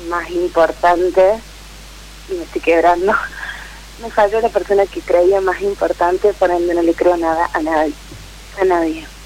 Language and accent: Spanish; La Rioja, Argentina; De La Rioja, capital.